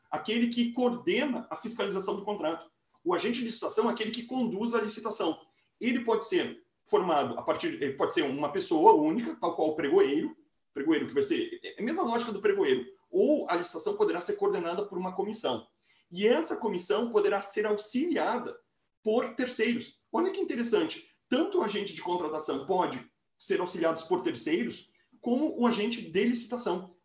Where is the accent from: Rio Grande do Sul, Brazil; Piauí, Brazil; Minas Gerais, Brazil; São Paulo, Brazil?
Rio Grande do Sul, Brazil; interior of; sou uma pessoa que sou do interior do Rio Grande do Sul